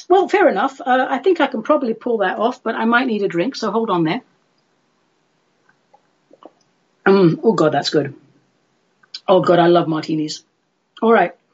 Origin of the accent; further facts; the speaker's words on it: United Kingdom; I'm British